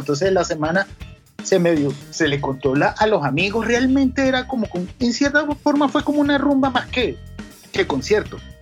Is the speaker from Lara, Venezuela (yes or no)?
no; Caracas, Capital District, Venezuela; also born or lived in Valle de la Pascua, Guárico, Venezuela; yo nací en Caracas, estuve como hasta los nueve años en Caracas y de ahí me mudé al interior del país, a los llanos, a Valle de la Pascua